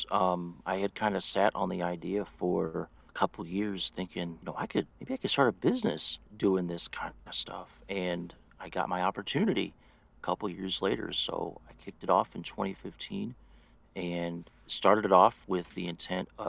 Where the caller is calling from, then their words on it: St. Louis, Missouri, United States; I am in St. Louis, Missouri, in the U.S.